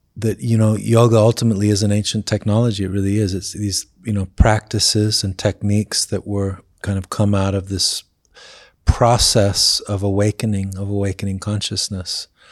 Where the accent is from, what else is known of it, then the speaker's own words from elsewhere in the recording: England, United Kingdom; moved away; I grew up in England